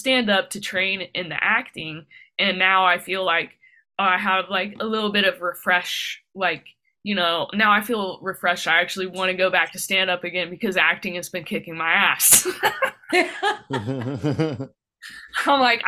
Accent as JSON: {"language": "English", "town": "Dayton", "region": "Ohio", "country": "United States", "said": "I'm from Dayton, Ohio"}